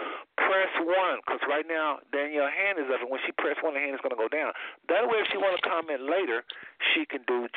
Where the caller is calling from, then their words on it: Cincinnati, Ohio, United States; calling from Cincinnati, Ohio with the slow finger.